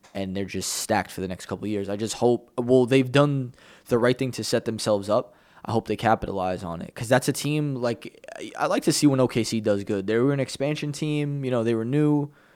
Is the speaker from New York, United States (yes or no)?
yes; New York, United States; I'm a New Yorker.